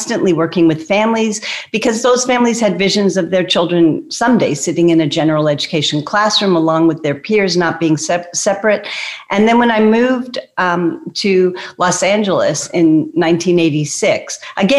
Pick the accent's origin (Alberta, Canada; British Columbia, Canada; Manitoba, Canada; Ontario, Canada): Ontario, Canada; Toronto; I'm from Toronto, Canada